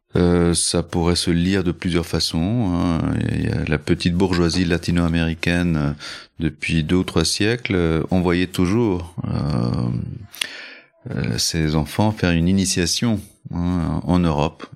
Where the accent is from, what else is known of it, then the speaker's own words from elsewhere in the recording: Ecuador; moved away; also born or lived in Chile / Colombia; Je n'y suis pas né, mais j'y ai grandi. Je suis né au Chili.